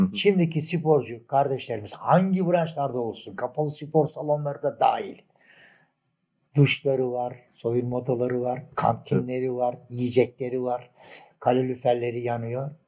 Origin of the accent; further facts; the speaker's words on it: Adapazarı, Sakarya, Turkey; Ben 1945 doğumluyum. Adapazarlıyım. Adapazar dış askerliğimin dışında Adapazarı'ndan da ayrılmadım